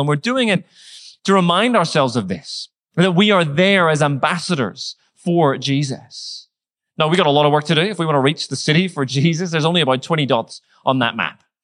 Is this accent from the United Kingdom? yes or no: yes; Northern Ireland, United Kingdom; moved away; I grew up in Northern Ireland